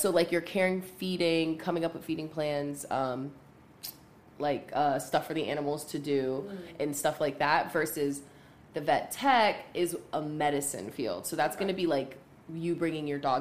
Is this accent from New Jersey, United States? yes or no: yes; New Jersey, United States; also born or lived in Pittsburgh, Pennsylvania; now in Charlotte, United States; I'm from Jersey originally, but I spent a lot of time in Pittsburgh